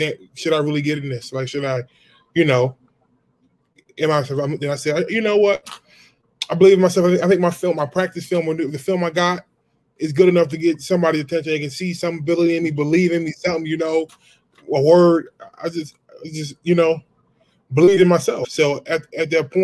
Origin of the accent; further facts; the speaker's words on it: Philadelphia, Pennsylvania, United States; moved away; also born or lived in Gilbert, Arizona; I was born and raised in Philadelphia.